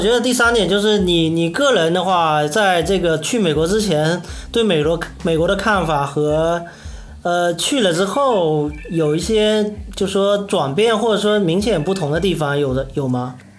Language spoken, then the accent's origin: Chinese; China; 我们中国人